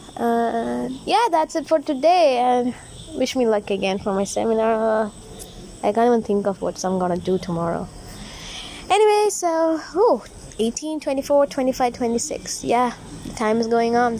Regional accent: India; as an Indian and proud to be one

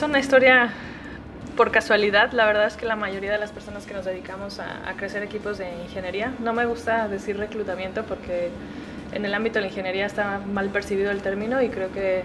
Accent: Guadalajara, Jalisco, Mexico; Yo soy de Guadalajara, 100% tapatía, tierra del mariachi y el tequila, orgullosamente

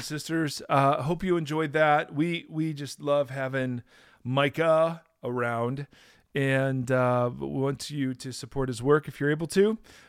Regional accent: Ohio, United States; I grew up in Ohio.

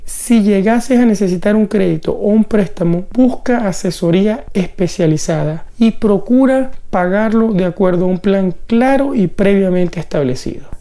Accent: Venezuela; Venezuela, es el país de donde vengo

